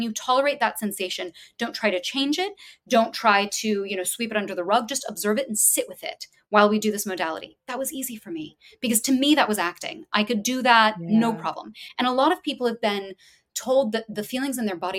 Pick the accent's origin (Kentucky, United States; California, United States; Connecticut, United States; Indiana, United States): Kentucky, United States; Louisville; I'm from Louisville, Kentucky. I went to a place called Walden Theater, now Commonwealth Theater Center